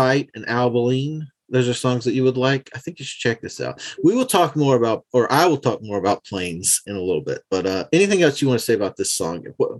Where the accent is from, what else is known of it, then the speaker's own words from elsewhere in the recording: the South, United States; because I'm from the South, I've always been kind of hesitant to do anything that sounded like country music and sing in like my accent.